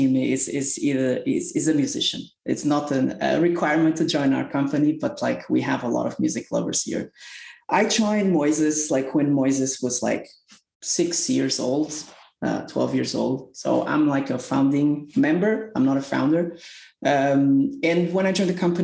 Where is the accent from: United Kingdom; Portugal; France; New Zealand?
Portugal; moved away as an adult; now in Salt Lake City, United States; I live in Salt Lake City now. I'm originally from Portugal. I moved to the United States around 6 years ago.